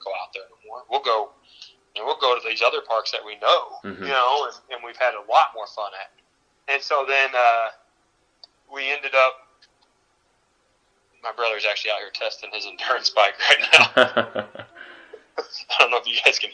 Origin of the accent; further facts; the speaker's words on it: Southern Illinois, United States; I'm from Southern Illinois